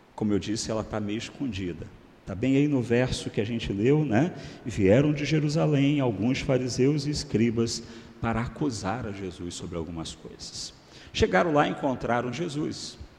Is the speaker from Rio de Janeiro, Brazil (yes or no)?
yes; Macaé, Rio de Janeiro, Brazil; eu sou natural do Rio de Janeiro, né, de Macaé, interior. O meu estado, o estado do Rio de Janeiro